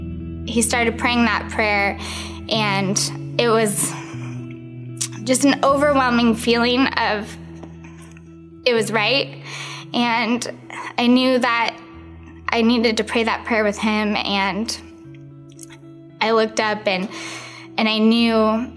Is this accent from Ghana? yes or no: no; Kirkland, Washington, United States; I grew up in Kirkland, Washington